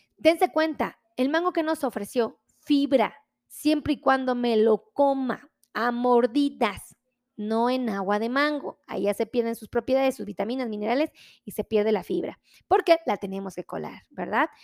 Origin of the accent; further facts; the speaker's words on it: Mexico; nosotros como mexicanos